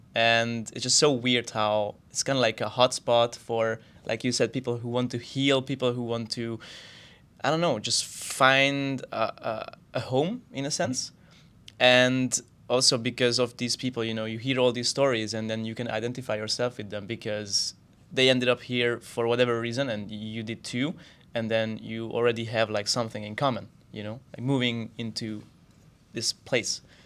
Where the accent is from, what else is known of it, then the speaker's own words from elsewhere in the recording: Hungary; moved away as an adult; also born or lived in Austria; now in Barcelona, Spain; I grew up in Hungary